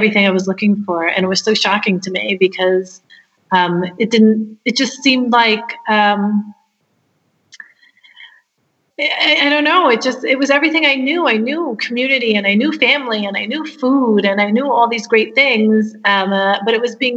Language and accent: English; Hawaii, United States; moved away as an adult; also born or lived in Los Angeles; I was born in Hawaii, and I'm of Japanese descent, a fourth generation Japanese American. And I went to a fantastic school.